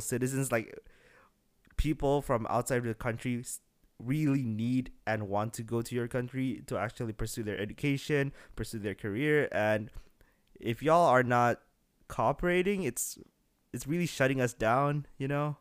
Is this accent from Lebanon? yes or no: no; Bekasi, West Java, Indonesia; now in Singapore; I'm from Bekasi, which is a very small city right next to Jakarta